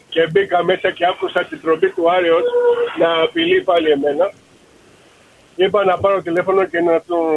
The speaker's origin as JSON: {"language": "Greek", "town": "Piraeus", "region": "Attica", "country": "Greece", "tie": "born or raised there", "said": "Και εγώ γεννήθηκα στο περιά στο Χατζηγυριάκι."}